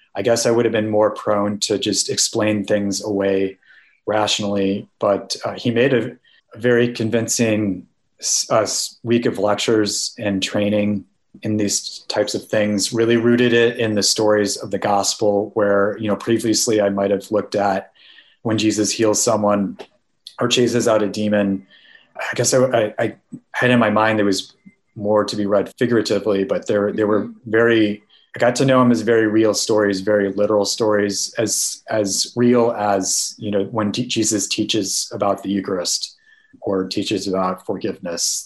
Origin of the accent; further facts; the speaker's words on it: Naperville, Illinois, United States; moved away; I'm originally from Naperville, Illinois